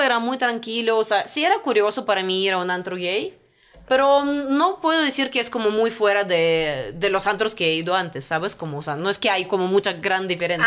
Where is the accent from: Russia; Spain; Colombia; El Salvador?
Russia; Spanish is a second language; moved away as an adult; now in Mexico City, Mexico; no somos solamente los rusos